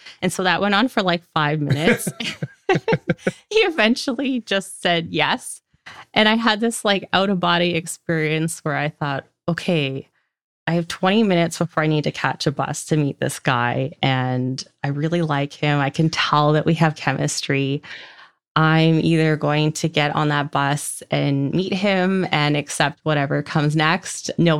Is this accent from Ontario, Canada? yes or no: no; Port Alberni, British Columbia, Canada; also born or lived in Victoria, British Columbia; So I grew up in a small town called Port Alberni on Vancouver Island, BC. I moved to Victoria, BC, which is about 2.5 hours from my hometown, just after graduation